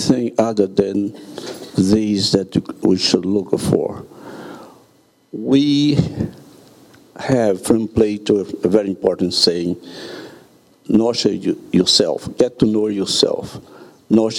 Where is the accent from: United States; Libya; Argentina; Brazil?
Brazil; I'm from Brazil.